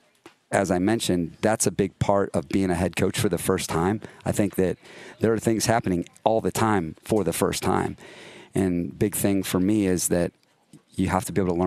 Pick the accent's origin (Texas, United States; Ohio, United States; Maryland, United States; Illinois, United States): Ohio, United States; Cleveland; moved away as an adult; now in Los Angeles, United States; I'm from Cleveland, Ohio